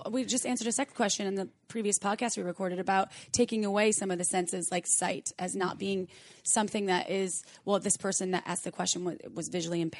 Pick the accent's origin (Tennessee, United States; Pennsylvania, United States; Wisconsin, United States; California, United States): Wisconsin, United States; I'm from Wisconsin and I'm scared of chakras.